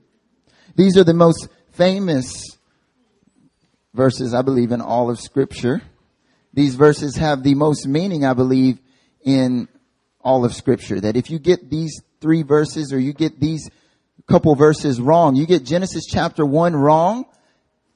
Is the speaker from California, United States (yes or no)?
no; North Carolina, United States; moved away as an adult; now in Seoul, South Korea; I'm from North Carolina, born and raised